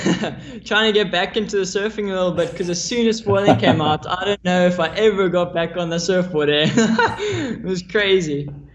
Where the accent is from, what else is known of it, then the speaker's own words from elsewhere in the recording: Maui, Hawaii, United States; Yeah, so I grew up in Maui, Hawaii. My parents moved there a while ago.